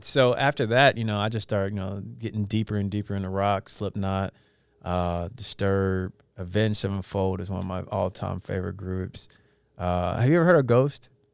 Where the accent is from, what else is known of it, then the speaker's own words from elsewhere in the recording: Edmond, Oklahoma, United States; growing up in Edmond with the white boys